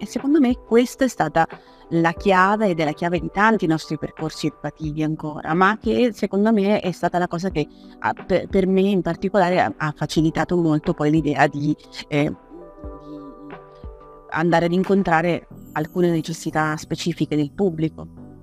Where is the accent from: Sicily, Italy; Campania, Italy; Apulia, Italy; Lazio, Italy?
Campania, Italy; Naples; moved away as an adult; now in Turin, Italy; vengo da Napoli, vengo da Napoli a studiare per lì